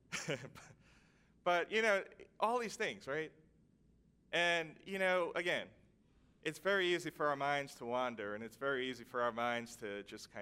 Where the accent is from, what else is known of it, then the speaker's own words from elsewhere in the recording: New York, United States; also born or lived in Vermont; now in Washington, D.C., United States; I, being a New Yorker, just couldn't adjust to living in a small town of 7,000